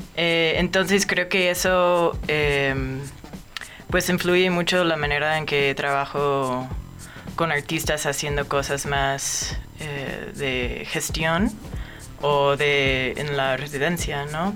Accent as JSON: {"language": "Spanish", "town": "Omaha", "region": "Nebraska", "country": "United States", "tie": "born or raised there", "moved": "as an adult", "lives_now": "Mexico City, Mexico", "said": "yo nací en Omaha, Nebraska y últimamente Vivía allá"}